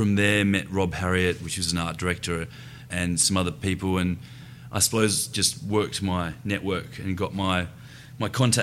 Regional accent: Adelaide, South Australia, Australia; moved away as an adult; I was born in South Australia in Adelaide, up in the hills.

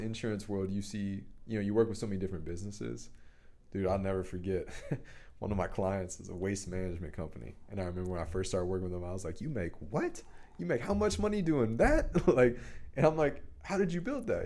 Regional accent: Dallas, Texas, United States; I grew up in Dallas, Highland Park with a wealthy family

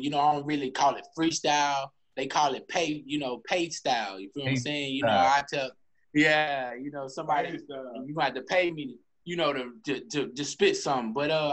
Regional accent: Nashville, Tennessee, United States; born or raised there; now in Texas, United States

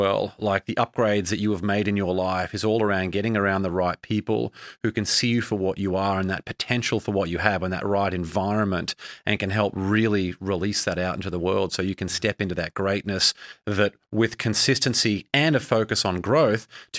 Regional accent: Brisbane, Queensland, Australia; now in United States; I mean, I grew up in Brisbane, Australia, and I moved to America where I didn't know anyone and forged that career

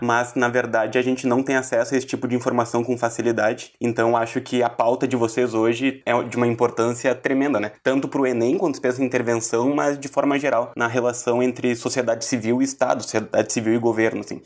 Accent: Brazil; Eu sou da nação brasileira porque eu tenho uma identidade enquanto brasileiro, a minha cultura é brasileira

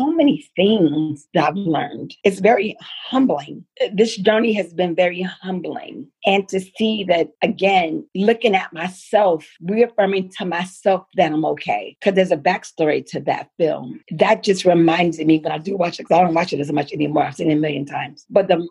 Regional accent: Los Angeles, California, United States; I'm from Los Angeles

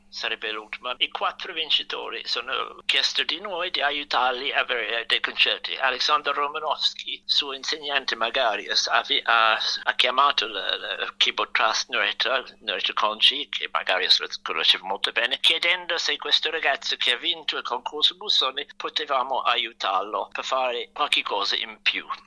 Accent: London, United Kingdom; Italian is a second language; moved away as an adult; also born or lived in Rome, Italy; da quando ero bambino piccolo a Londra andavo al Royal College of Music

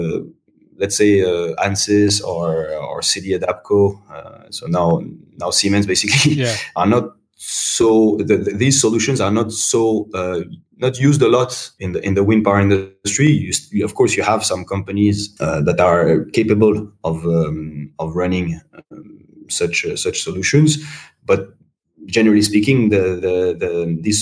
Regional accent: Paris, Île-de-France, France; moved away as an adult; also born or lived in Beijing, China; my hometown, to Paris.

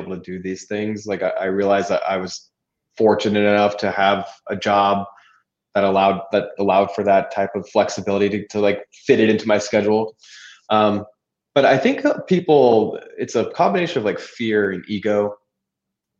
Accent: California, United States; moved away; I was from California

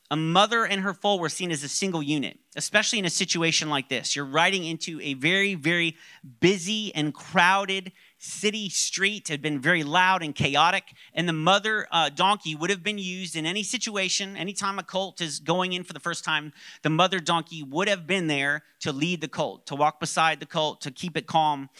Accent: Orlando, Florida, United States; I grew up in Orlando

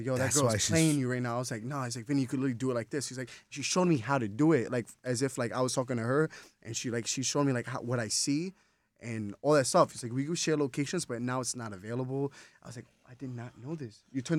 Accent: Tennessee, United States; now in New York, United States; I'm literally from Tennessee.

